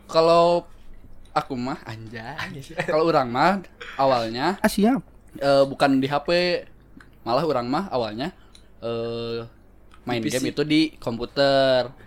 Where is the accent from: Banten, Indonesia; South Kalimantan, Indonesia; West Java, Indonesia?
West Java, Indonesia; Sukabumi; Saya dari Sukabumi.